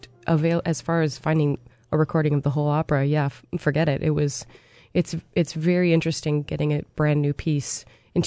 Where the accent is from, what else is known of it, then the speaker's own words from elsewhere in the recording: Appleton, Wisconsin, United States; I started taking voice lessons with a coach at Lawrence University, which is where I grew up in Appleton, Wisconsin